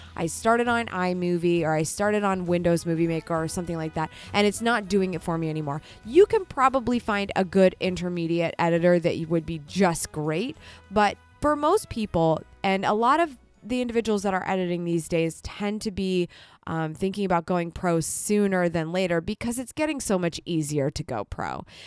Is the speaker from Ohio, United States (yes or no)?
yes; Columbus, Ohio, United States; coming to you from my hometown of Columbus, Ohio, in the United States